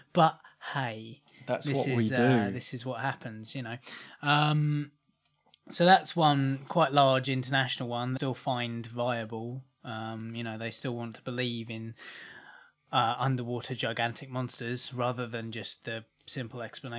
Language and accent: English; Maidstone, South East England, United Kingdom; now in Rochester, United Kingdom; Basically, Ant and I are from Kent. We're from Maidstone. I now live in Rochester, the other side of Bluebell Hill.